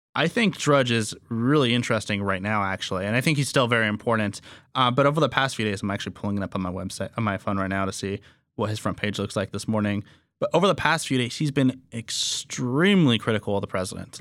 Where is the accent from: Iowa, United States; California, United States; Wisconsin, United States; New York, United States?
California, United States; Fresno